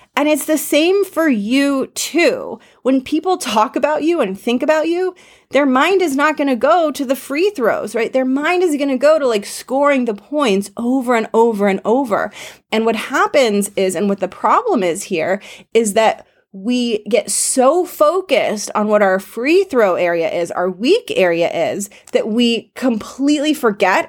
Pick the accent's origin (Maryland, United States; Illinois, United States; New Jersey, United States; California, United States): California, United States; Los Angeles; I grew up in Los Angeles